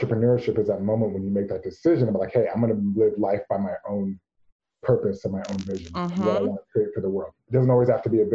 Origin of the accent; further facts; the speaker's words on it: United States; I actually am the first generation in the United States. I'm a Nigerian American. My parents moved here from Nigeria in 1976